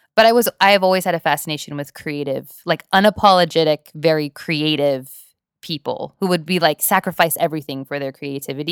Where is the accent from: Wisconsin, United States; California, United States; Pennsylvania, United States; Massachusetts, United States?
California, United States; Whittier; also born or lived in Norwalk, California; I live in Whittier, California. I've lived there my entire life.